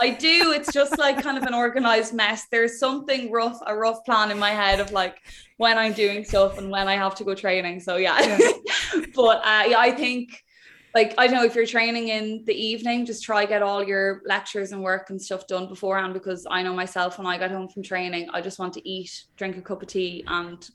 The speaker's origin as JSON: {"language": "English", "town": "Wexford", "region": "Leinster", "country": "Ireland", "also_born_or_lived": "Dublin", "moved": "as an adult", "said": "I'm from Wexford"}